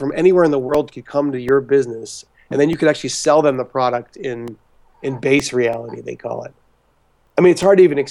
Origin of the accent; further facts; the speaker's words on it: Pittsburgh, Pennsylvania, United States; moved away; it's just a great place to grow up, man. I'm so proud to be from there.